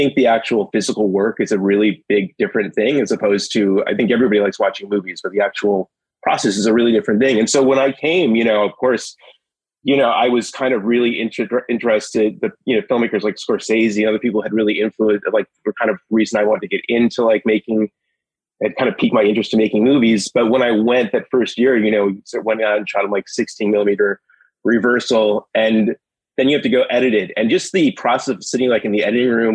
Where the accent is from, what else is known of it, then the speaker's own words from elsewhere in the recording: Minneapolis, Minnesota, United States; I grew up in Minneapolis